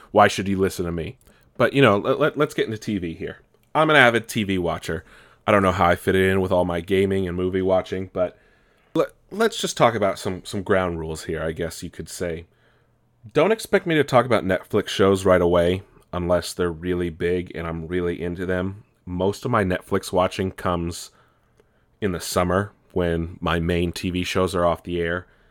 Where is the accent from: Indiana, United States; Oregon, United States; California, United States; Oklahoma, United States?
California, United States; also born or lived in East Coast (family); I grew up here in California